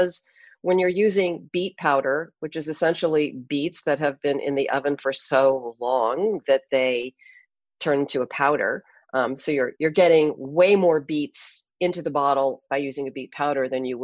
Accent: California, United States; also born or lived in Hawaii; I grew up in California

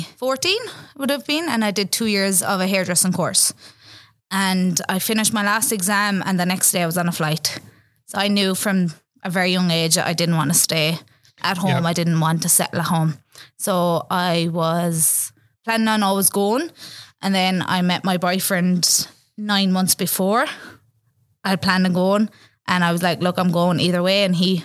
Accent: Ireland; moved away; Being Irish and everything.

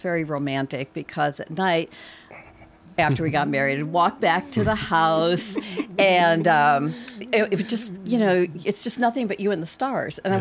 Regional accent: Wisconsin, United States; now in Highland County, Virginia, United States; I'm from Wisconsin originally

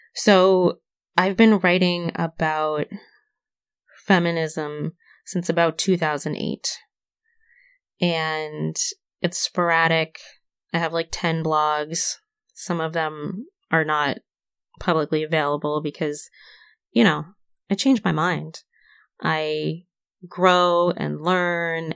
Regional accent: Syracuse, New York, United States; born and raised in Syracuse, New York.

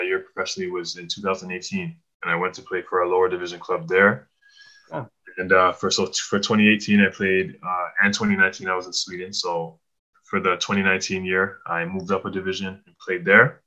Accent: Pickering, Ontario, Canada; I grew up in Pickering, Ontario

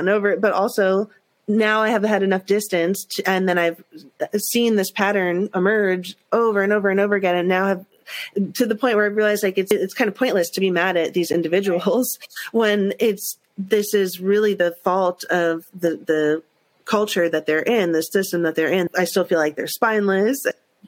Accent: New York, United States; I grew up in New York and that's so much the culture of New York

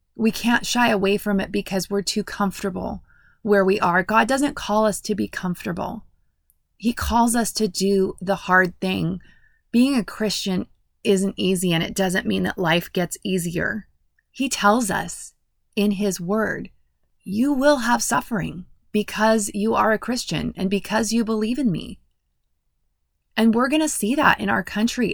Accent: United States

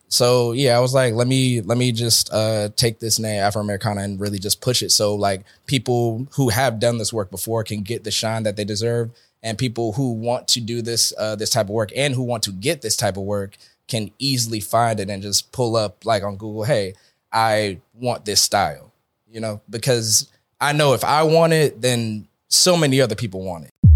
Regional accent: Atlanta, Georgia, United States; I'm from Atlanta, Georgia.

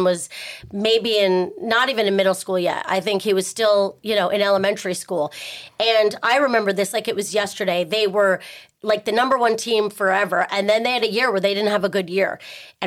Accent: Texas, United States; I grew up in Texas on a big ranch

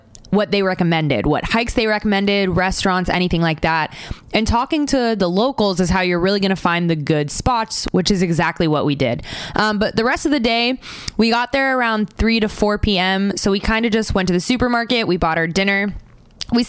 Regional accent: Florida, United States; I'm from Florida

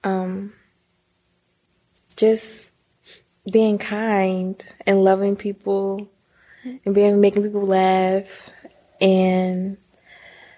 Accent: Baltimore, Maryland, United States; also born or lived in Harford County, Maryland; I'm from Baltimore

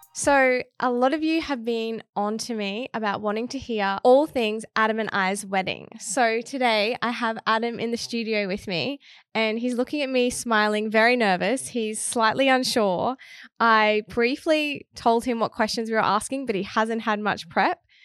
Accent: Townsville, Queensland, Australia; moved away; I'm originally from Townsville, which is in Queensland

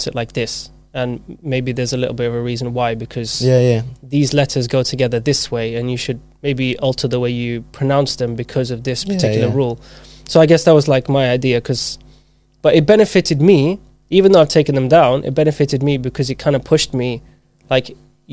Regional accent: Zimbabwe; moved away; I was born in Zimbabwe. So I grew up there.

